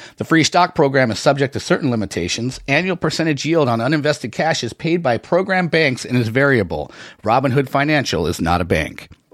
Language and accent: English; the Northwest, Pacific Northwest, United States; I grew up in the Northwest.